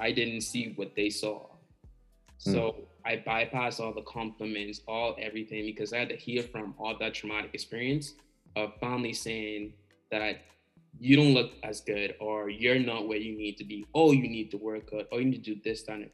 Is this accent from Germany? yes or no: no; Bahamas; growing up in the Bahamas